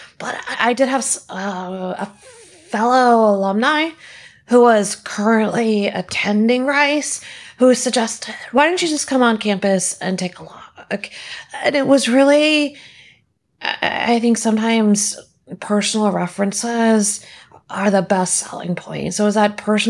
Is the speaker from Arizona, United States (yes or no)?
no; Houston, Texas, United States; also born or lived in Austin; I grew up in Houston. Most of my family is here in Houston